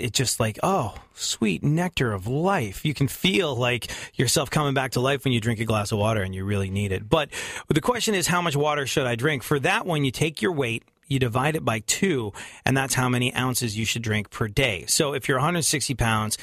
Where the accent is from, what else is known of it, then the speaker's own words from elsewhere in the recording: London, United Kingdom; growing up in London